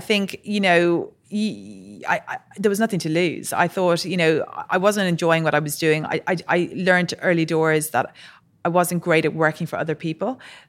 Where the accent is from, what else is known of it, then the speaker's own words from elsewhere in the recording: Ireland; So I was born and raised in Ireland. My parents moved there probably early 70s, and then both myself and my brother were born there.